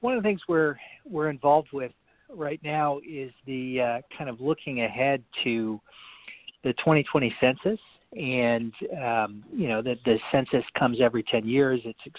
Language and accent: English; Washington, District of Columbia, United States; I grew up in Washington, D.C., kind of outside of Washington, D.C., but I didn't actually come from a traditional D.C. family.